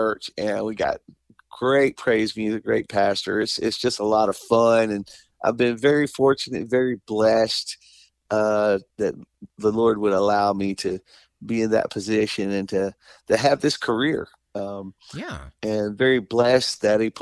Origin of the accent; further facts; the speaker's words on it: Selma, Alabama, United States; when I was little, I grew up in Selma, Alabama